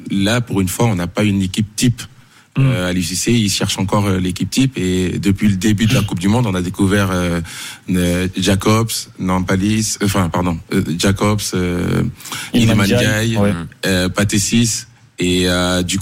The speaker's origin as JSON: {"language": "French", "town": "Marseille", "region": "Provence-Alpes-Côte d'Azur", "country": "France", "said": "Bah, là, moi, tu me poses la question. Je suis Marseillais, donc."}